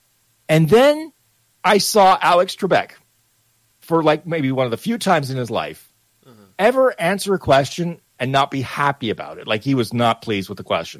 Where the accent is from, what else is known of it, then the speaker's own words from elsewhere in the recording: Canada; I'm Canadian